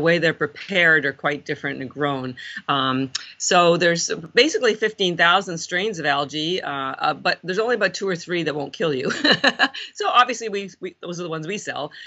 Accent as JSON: {"language": "English", "country": "Canada", "moved": "as an adult", "lives_now": "Boston, United States", "said": "I'm actually Canadian"}